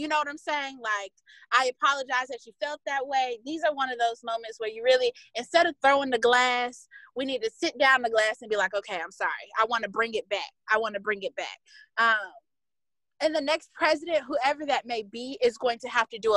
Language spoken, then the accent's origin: English; United States; So as an American